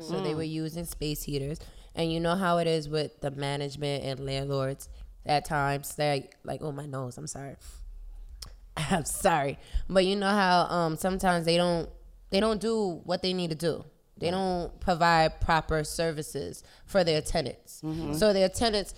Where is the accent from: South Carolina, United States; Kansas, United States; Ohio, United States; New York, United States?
New York, United States; New York City; We're from the Bronx